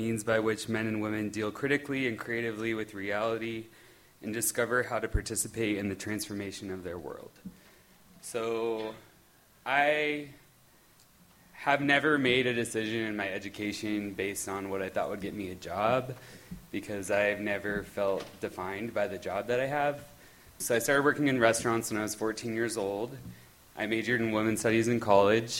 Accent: Utah, United States; moved away; I'm from Utah

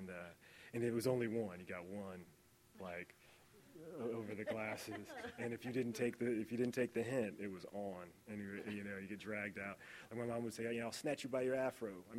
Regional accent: Indiana, United States; moved away; also born or lived in Los Angeles; I'm really from the great state of Indiana

